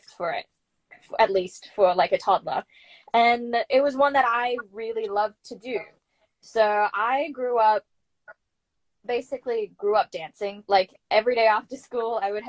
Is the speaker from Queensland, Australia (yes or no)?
yes; Brisbane, Queensland, Australia; moved away as an adult; also born or lived in New York City; I grew up in Brisbane